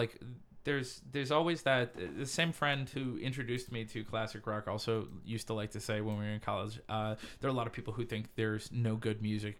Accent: Chicago, Illinois, United States; I'm from Chicago.

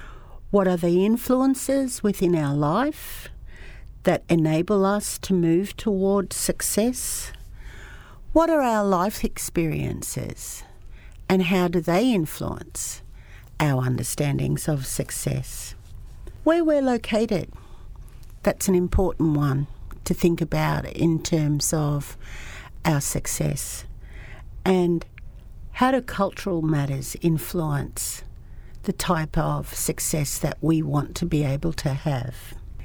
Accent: Ngugi / Wakka Wakka, Queensland, Australia; I'm a Noongi Waka Waka woman

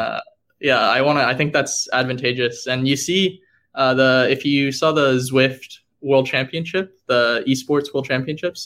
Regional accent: Dallas, Texas, United States; moved away; I'm from Dallas, Texas.

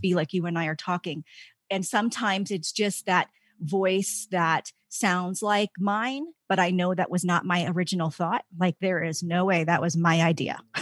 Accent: D.C., East Coast, United States; moved away as an adult; also born or lived in Virginia Tech; now in Colorado, United States; I grew up in the East Coast, outside of Washington, D C. I was there my entire life

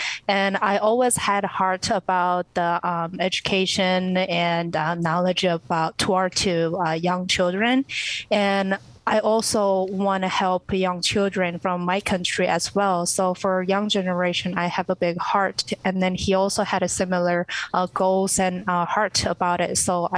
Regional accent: North Korea; English is a second language; Sure. Well, I was born in 1991, and as world already know, North Korea suffered great famine during this time.

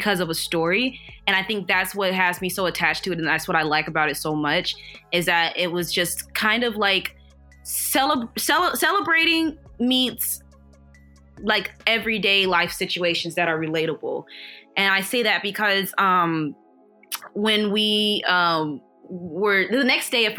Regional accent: St. Louis, Missouri, United States; also born or lived in Kansas City, Kansas; I'm from St. Louis, Missouri

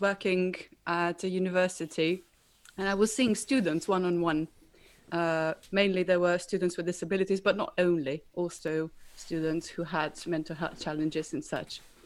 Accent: Slovenia; moved away as an adult; now in United Kingdom; I'm originally from Slovenia, moved over to the UK uh, about two years ago

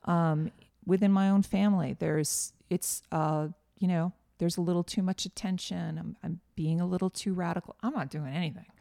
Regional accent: just outside of Boston, Massachusetts, United States; now in Nashville, United States; I grew up just outside of Boston

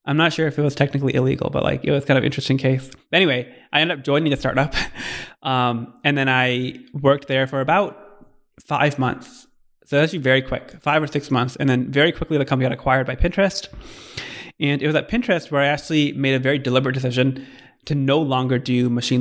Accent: Michigan, United States; moved away as an adult; also born or lived in California; my background is I grew up in Michigan and then came out to Stanford for undergrad

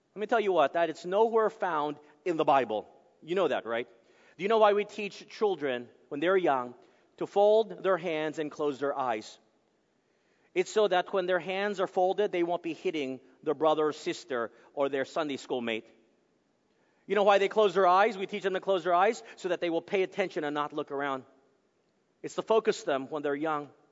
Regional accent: Texas, United States; moved away; I'm from Texas, it's from the deep south, uh, and so we're all huggers there.

